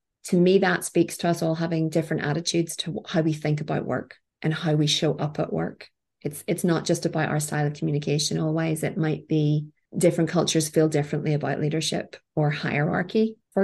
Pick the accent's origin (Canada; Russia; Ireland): Ireland; also born or lived in Norway; the ethos for work that I was brought up with in Ireland